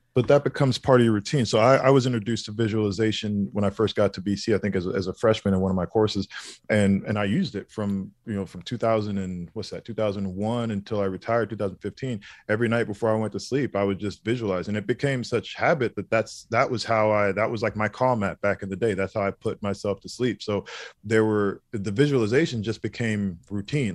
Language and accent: English; Indiana, United States; moved away as an adult; also born or lived in Boston / New Jersey / Florida; I grew up in Indiana, went to Boston, lived in Jersey